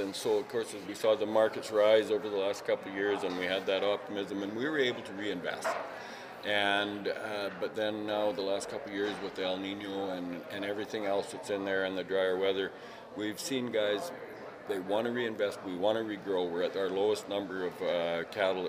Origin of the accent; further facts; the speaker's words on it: British Columbia, Canada; as British Columbians and as Canadians